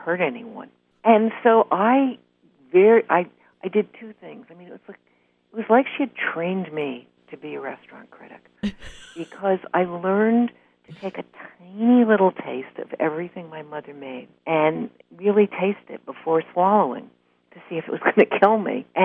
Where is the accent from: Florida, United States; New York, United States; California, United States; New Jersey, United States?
New York, United States; New York City; I grew up in Greenwich Village